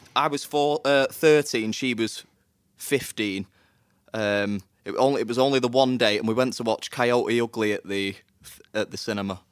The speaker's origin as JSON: {"language": "English", "town": "Manchester", "region": "North West England", "country": "United Kingdom", "tie": "born or raised there", "said": "I'm from Manchester"}